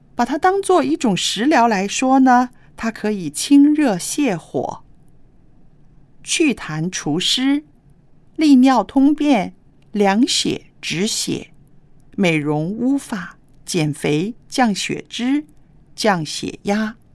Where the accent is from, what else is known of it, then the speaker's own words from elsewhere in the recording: China; 我们中国人